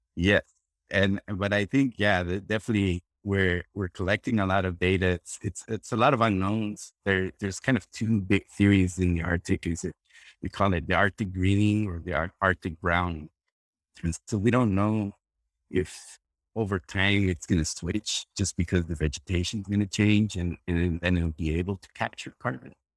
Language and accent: English; Costa Rica; moved away as an adult; now in Florida, United States; I'm originally from Costa Rica. I'm a, born and raised in Costa Rica